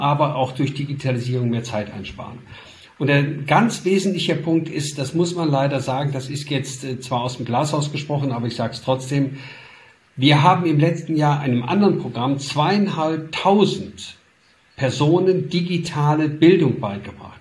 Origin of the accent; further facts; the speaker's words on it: Duisburg, North Rhine-Westphalia, Germany; ich komme aus Duisburg, aus dem Ruhrgebiet